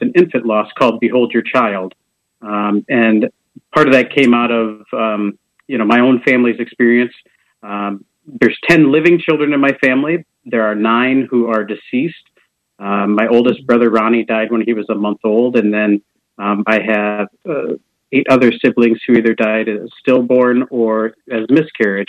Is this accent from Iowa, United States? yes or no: yes; Preston, Iowa, United States; moved away as an adult; now in Des Moines, United States; I'm originally from Preston, Iowa. That's with a P. Um, oh, okay. In, in eastern Iowa, uh, Jackson County, town of about 950 people. I'm the fifth of 10 kids.